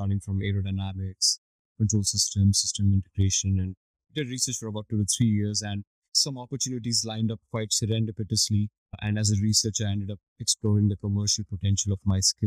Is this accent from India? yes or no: yes; India; now in Singapore; I was born and raised in India